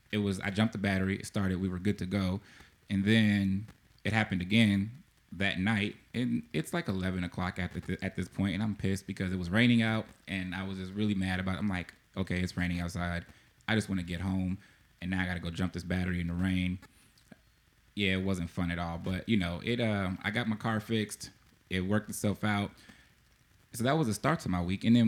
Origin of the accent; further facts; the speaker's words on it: Chicago, Illinois, United States; I'm from Chicago.